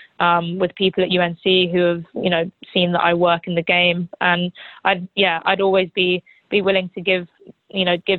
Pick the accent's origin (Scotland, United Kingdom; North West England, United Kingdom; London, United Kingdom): London, United Kingdom; also born or lived in New Orleans / Chapel Hill; now in New York, United States; I'm a big city girl. I grew up in London